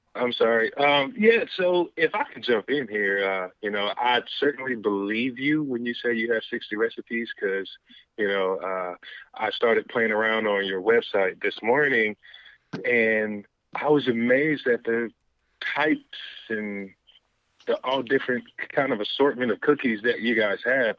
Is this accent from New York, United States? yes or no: no; Greensboro, North Carolina, United States; now in Atlanta, United States; I was born and raised in Greensboro, North Carolina, and now I found myself here in Atlanta